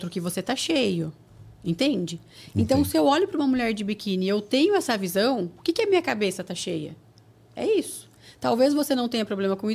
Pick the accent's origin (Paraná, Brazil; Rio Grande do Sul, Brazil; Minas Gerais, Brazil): Paraná, Brazil; now in São Paulo, Brazil; Porque quando eu vim do Paraná para São Paulo para trabalhar, eu tive medo.